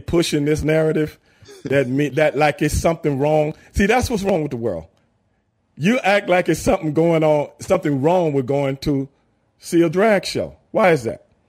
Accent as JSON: {"language": "English", "town": "Houston", "region": "Texas", "country": "United States", "said": "I'm from South Park in Southeast Houston."}